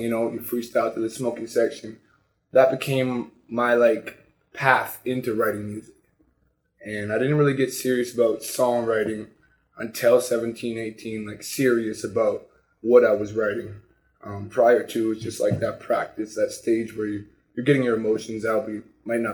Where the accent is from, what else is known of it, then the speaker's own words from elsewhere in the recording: Sudbury, Ontario, Canada; also born or lived in Toronto / Scarborough; I was born in Sudbury. I grew up in the Valley, playing hockey